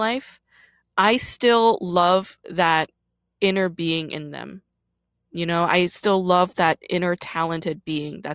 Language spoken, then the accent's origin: English; New York City, New York, United States; also born or lived in Busan, South Korea / New Jersey; I was born in Busan, Korea, and I moved to Brooklyn when I was 5 years old